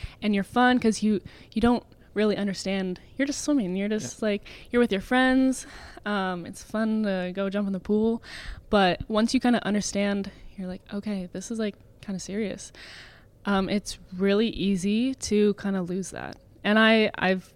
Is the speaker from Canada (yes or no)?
yes; Georgetown, Ontario, Canada; I grew up in Georgetown my whole life.